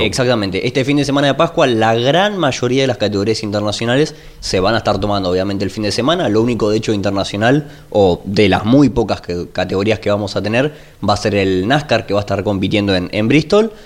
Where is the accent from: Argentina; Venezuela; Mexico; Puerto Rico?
Argentina; nosotros como argentinos